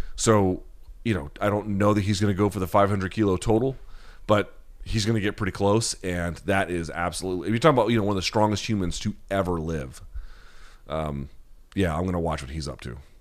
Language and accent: English; the South, United States; I grew up in the South